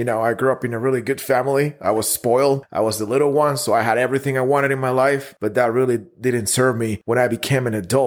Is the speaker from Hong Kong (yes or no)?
no; Guatemala; moved away as an adult; now in Dallas, United States; I'm originally from Guatemala. I moved to the United States 7 years ago